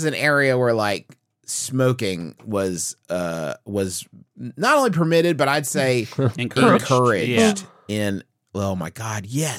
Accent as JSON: {"language": "English", "town": "Huntington", "region": "West Virginia", "country": "United States", "tie": "born or raised there", "said": "we grew up in Huntington, West Virginia."}